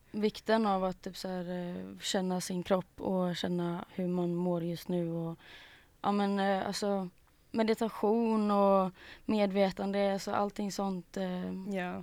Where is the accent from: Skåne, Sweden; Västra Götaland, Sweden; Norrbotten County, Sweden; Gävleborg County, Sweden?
Västra Götaland, Sweden; Gothenburg; also born or lived in Mölndal; jag är från Göteborg, born and raised.